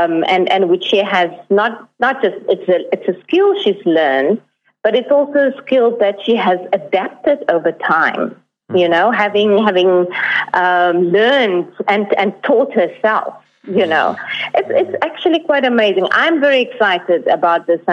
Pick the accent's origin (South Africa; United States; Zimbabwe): South Africa; Northern Cape; moved away; I'm from the Northern Cape originally